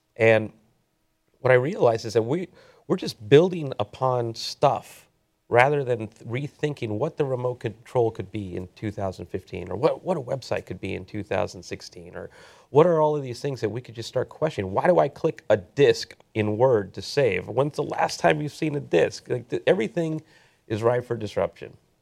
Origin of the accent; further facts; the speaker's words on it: Southern California, United States; also born or lived in Silicon Valley; I grew up here in Southern California